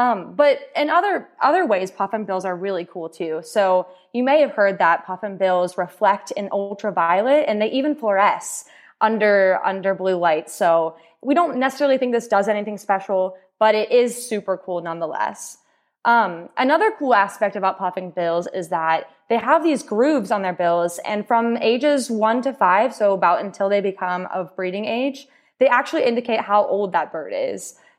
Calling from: St. John's, Newfoundland and Labrador, Canada; I'm joining from St. John's, Newfoundland

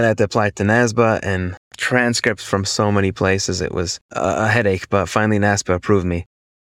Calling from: New York, United States; Hi, Blake and David. … I'm a CPA. I'm from New York

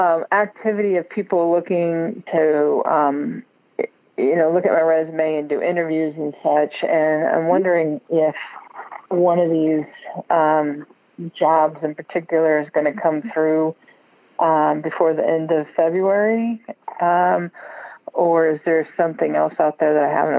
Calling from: Washington, United States; Washington State.

